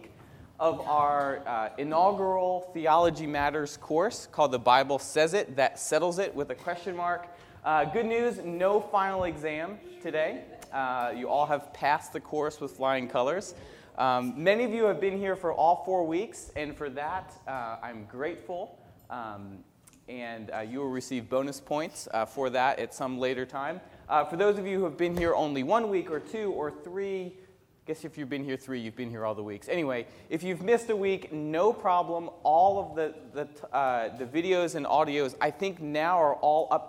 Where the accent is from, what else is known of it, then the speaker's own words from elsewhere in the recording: Northeast, United States; moved away; I come from the Northeast